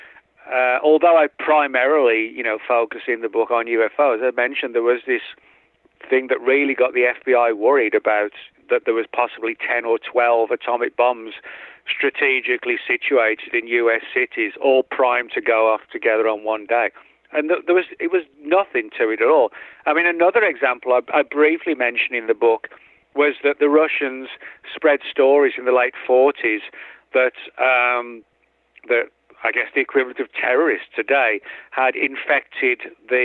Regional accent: England, United Kingdom; moved away; me growing up in England

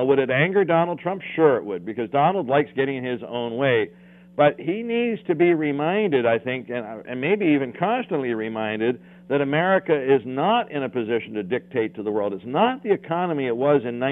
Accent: Canada; as a Canadian

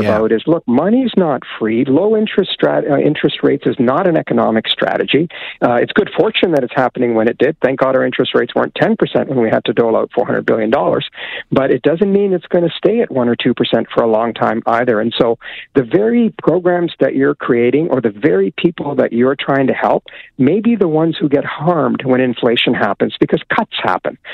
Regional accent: Alberta, Canada; I grew up in Alberta

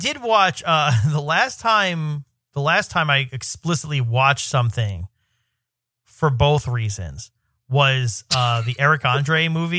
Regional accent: New York, United States; But even as a New Yorker

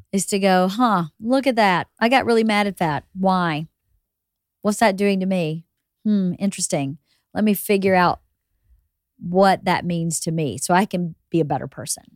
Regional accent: Georgia, United States; moved away as an adult; also born or lived in New York; now in Los Angeles, United States; We go to Georgia to my hometown where everybody knew us anyway.

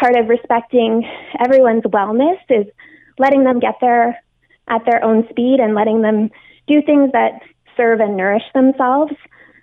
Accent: Hamilton, Ontario, Canada; moved away as an adult; also born or lived in Asia; My hometown is Hamilton.

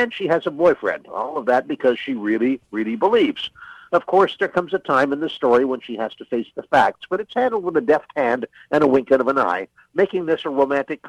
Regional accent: Canada; as a Canadian

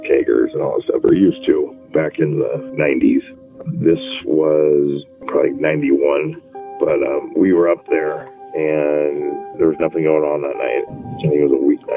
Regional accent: Lafayette, California, United States; I am from the Bay Area, actually Lafayette, California

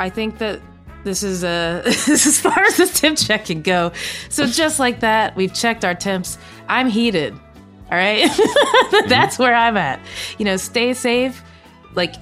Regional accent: the South, United States; I grew up in America. My family's been here since slavery times. Like, I'm from the South

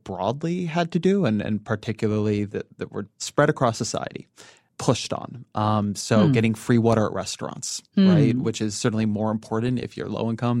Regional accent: California, United States; I'm Californian

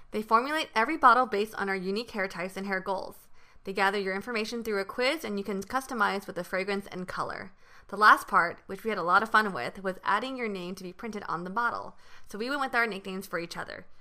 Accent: Taiwan; now in United States; growing up in Taiwan

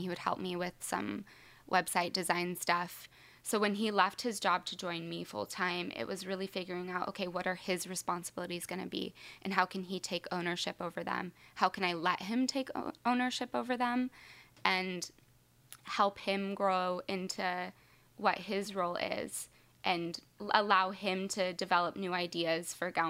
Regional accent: Lodi, California, United States; also born or lived in Seattle, Washington / Atwater, California / Stockton, California; I was born in just outside of Seattle in Washington. Then my family moved to Lodi in California, and I lived there until about 7th grade. And then I lived in Atwater, California, until just for high school. And then I moved back to Stockton, which is next to Lodi.

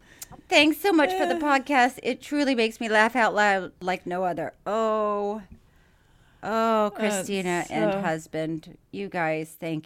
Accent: Dubuque, Iowa, United States; There is an adult entertainment club just outside of my hometown in Dubuque, Iowa, called Shakers.

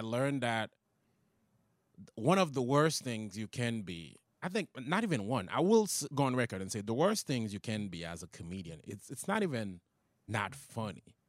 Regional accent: Haiti; English is a second language; moved away as an adult; also born or lived in Long Island, New York; now in United States; I came here from Haiti.

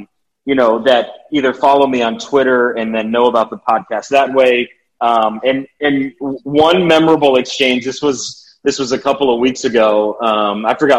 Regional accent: Bristol, Connecticut, United States; also born or lived in Richmond; now in New Haven, United States; I grew up in Bristol, which is central Connecticut

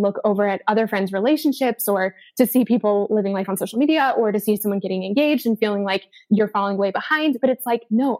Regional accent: Denver, Colorado, United States; moved away; I'm from Denver

